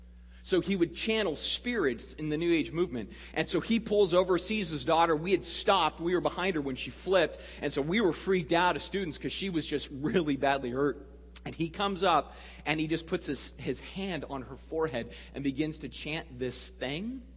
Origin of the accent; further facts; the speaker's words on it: Sedona, Arizona, United States; I grew up in a small town in central Arizona called Sedona